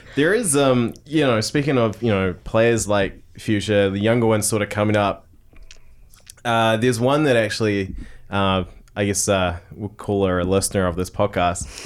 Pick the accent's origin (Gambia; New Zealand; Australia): New Zealand; Tauranga, Bay of Plenty; growing up in Tauranga.